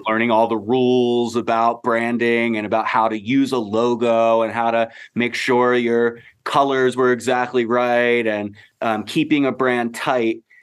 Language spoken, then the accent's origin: English; Baltimore, Maryland, United States; I am me from Baltimore